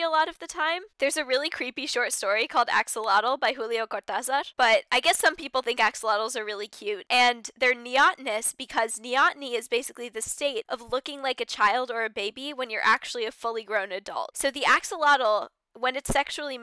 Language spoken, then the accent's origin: English; United States; as an American